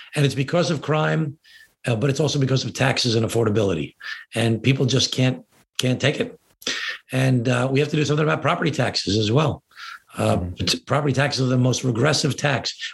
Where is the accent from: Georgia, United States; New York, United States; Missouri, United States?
New York, United States; Glen Cove; Glen Cove, my hometown